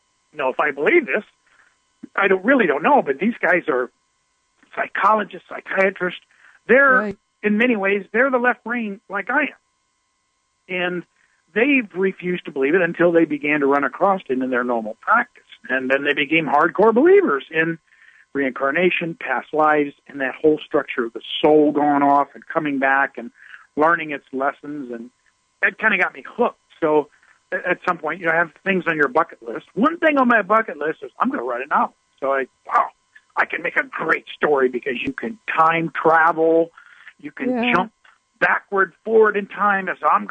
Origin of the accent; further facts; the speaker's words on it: Midwest, United States; I was raised down in the Midwest, and in the Bible Belt, religion was everywhere.